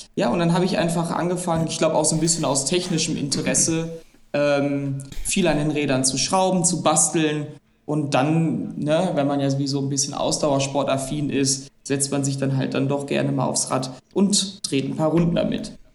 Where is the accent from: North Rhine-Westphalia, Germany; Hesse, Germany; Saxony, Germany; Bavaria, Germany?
North Rhine-Westphalia, Germany; Essen; ich bin gebürtiger Essener und lebe auch immer noch in Essen